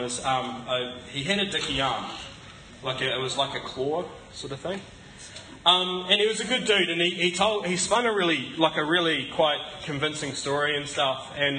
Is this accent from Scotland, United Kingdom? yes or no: yes; Scotland, United Kingdom; And I'm also Scottish, which doesn't always help with my generosity.